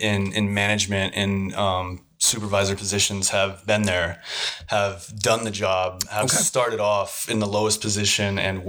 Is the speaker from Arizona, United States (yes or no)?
yes; Phoenix, Arizona, United States; Born and raised in Phoenix, Arizona. And I got into solar because I got out of the military back in 2009.